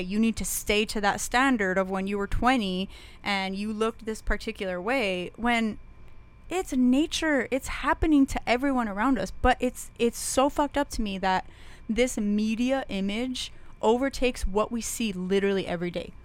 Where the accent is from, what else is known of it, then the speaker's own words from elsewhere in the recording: Las Cruces, New Mexico, United States; when I was a kid growing up in Las Cruces